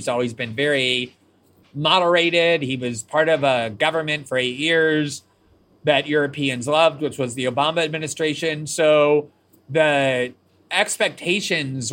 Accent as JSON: {"language": "English", "country": "United States", "said": "I'm American"}